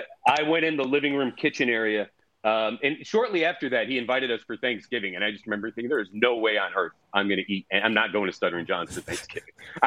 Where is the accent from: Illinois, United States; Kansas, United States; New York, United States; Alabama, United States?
New York, United States; Herkimer; born or raised there